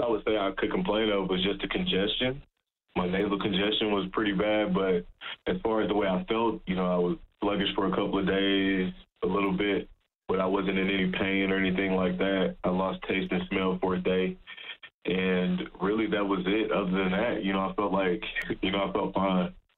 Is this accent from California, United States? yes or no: no; Texas, United States; moved away as an adult; now in Edmonton, Canada; We're both from Texas. He's from Beaumont, Texas, which is an hour away from where I'm from in Texas, a small town I'm from in Texas.